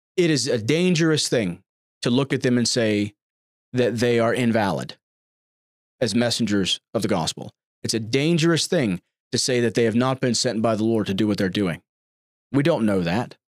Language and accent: English; United States; I'm an American. I'm about as American as you can get